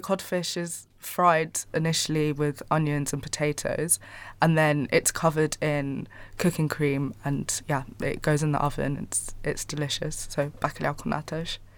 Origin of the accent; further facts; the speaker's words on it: Angola; I'm from Angola, so we speak Portuguese there